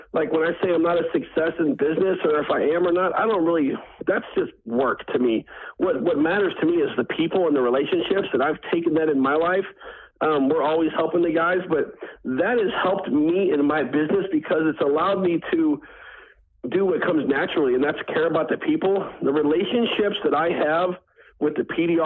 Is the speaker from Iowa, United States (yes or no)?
no; St. Louis, Missouri, United States; I grew up in St. Louis, Missouri